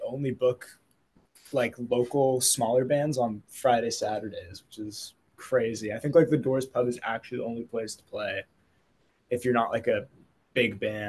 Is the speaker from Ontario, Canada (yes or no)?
no; Halifax, Nova Scotia, Canada; also born or lived in United Kingdom; So I was born in the UK but moved to Halifax when I was like 3 years old, so I've lived like right downtown Halifax my whole life